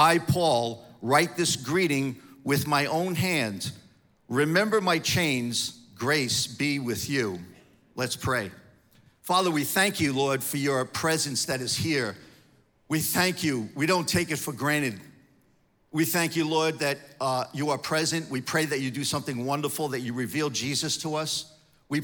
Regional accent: New York, United States; moved away; I'm from New York.

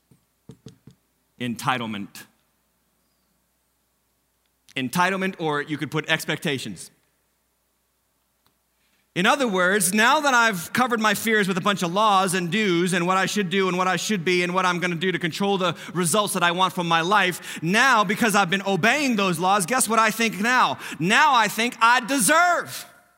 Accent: United States

